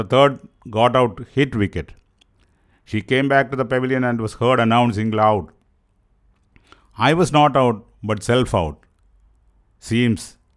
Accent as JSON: {"language": "English", "region": "Kerala", "country": "India"}